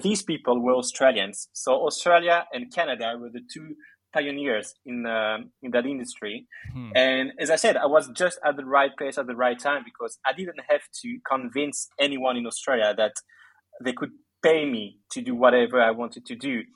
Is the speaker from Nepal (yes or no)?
no; Belgium; I was born in Belgium. My parents are Greek, so I grew up with a very uh, Greek culture, and every summer we would go and spend the holidays in Greece